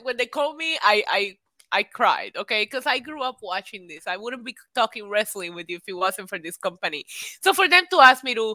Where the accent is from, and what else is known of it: Puerto Rico; born or raised there; also born or lived in New York City